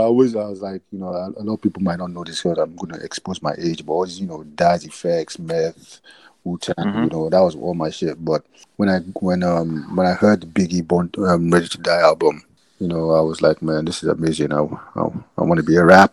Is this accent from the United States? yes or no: no; Nigeria; also born or lived in England; I was born in England, and then but we moved to Nigeria